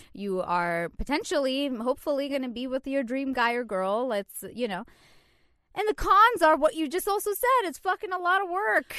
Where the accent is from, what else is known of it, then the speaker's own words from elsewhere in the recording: Canada; moved away as an adult; now in New York, United States; I'm Canadian, and when I first moved here